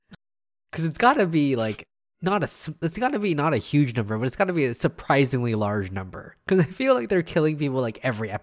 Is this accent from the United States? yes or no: no; Quebec, Canada; born there; I was born in Quebec and I can't speak French.